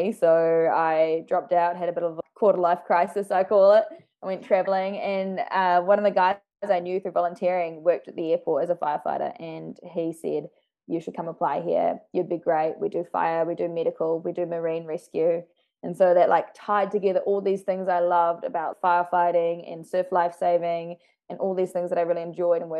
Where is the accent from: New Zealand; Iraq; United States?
New Zealand; being a New Zealander